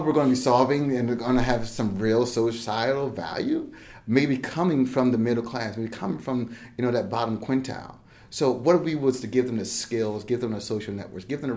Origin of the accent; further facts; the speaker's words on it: Plainfield, New Jersey, United States; also born or lived in Piscataway, New Jersey; now in Charlotte, United States; I grew up in small town Plainfield, New Jersey